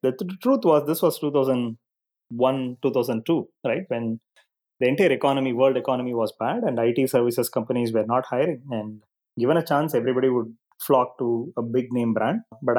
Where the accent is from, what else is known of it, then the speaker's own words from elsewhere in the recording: Chennai, Tamil Nadu, India; So I grew up in a middle-class family with a joint family with my uncles and grandparents and everybody else together.